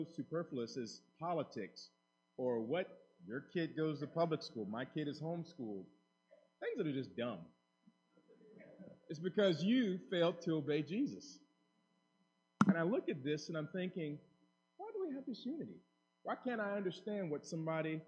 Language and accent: English; United States; as an American